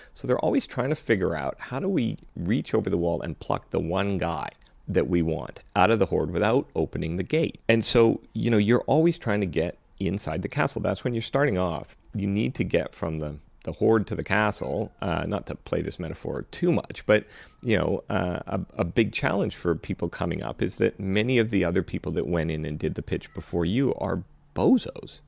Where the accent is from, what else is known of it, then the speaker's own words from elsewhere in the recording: Canada; also born or lived in Vancouver / Los Angeles; I came back to Canada because I'm a Canadian